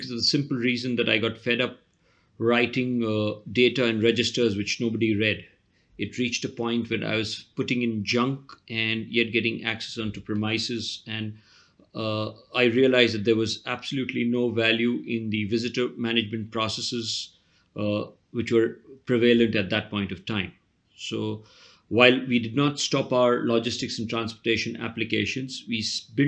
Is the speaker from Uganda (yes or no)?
no; Mumbai, Maharashtra, India; I am from Bombay, India, or Mumbai